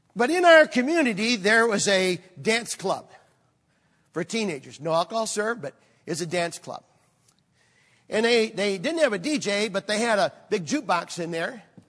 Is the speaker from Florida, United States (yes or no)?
no; Michigan, United States; moved away; also born or lived in Chicago area; I grew up in Michigan